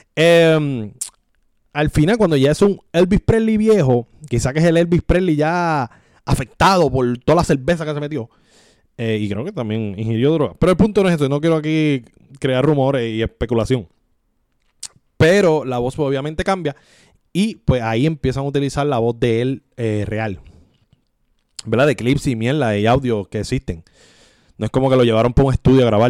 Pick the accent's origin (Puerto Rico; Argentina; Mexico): Puerto Rico